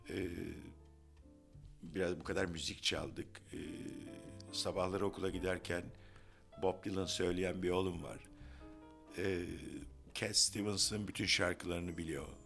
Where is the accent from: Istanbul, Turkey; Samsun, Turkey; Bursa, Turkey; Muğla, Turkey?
Istanbul, Turkey; Evet ben adaya gelip bağlandım. Ben İstanbulluyum hala adalıların deyişiyle ama oğlan gerçek bir adalı çünkü orada doğdu.